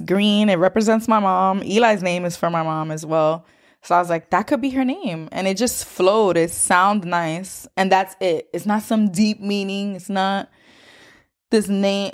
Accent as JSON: {"language": "English", "town": "New York City", "region": "New York", "country": "United States", "tie": "born or raised there", "said": "growing up in New York City"}